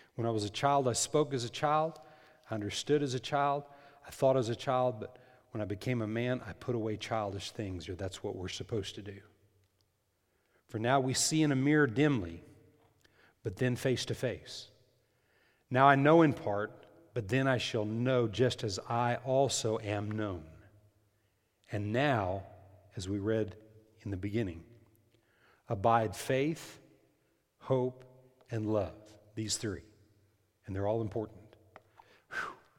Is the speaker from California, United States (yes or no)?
no; New Mexico, United States; moved away; In New Mexico, in the Rio Grande Valley there